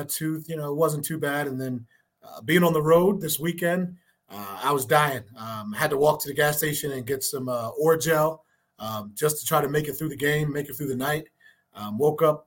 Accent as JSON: {"language": "English", "region": "Maryland", "country": "United States", "also_born_or_lived": "West Virginia", "moved": "as an adult", "lives_now": "New Mexico, United States", "said": "originally I'm from Maryland."}